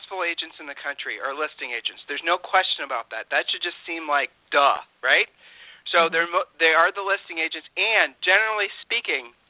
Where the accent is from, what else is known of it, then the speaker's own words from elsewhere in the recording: Ohio, United States; we're from Ohio